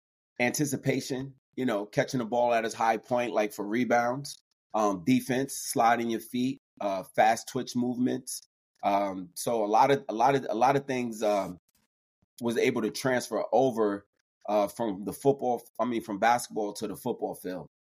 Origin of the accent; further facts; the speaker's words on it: New York City, New York, United States; moved away as an adult; also born or lived in West Virginia / Brooklyn, New York / Los Angeles, California; I am a former NFL football player. I'm originally from New York City. Grew up in Queens, New York.